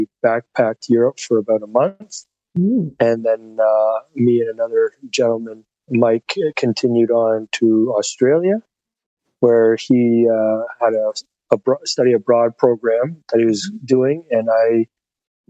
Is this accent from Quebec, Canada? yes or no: no; London, Ontario, Canada; born or raised there